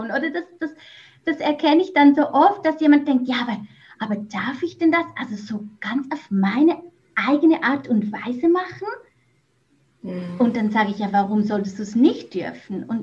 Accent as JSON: {"language": "German", "country": "Switzerland", "also_born_or_lived": "Mexico", "moved": "as an adult", "lives_now": "Netherlands", "said": "Ja, genau … wie ihr wahrscheinlich bereits heraushören konntet, ich komme ursprünglich aus der Schweiz. Ich wohne aber seit knapp drei Jahren im Ausland Zuerst war ich in Mexiko zu Hause und jetzt wohne ich in den Niederlanden."}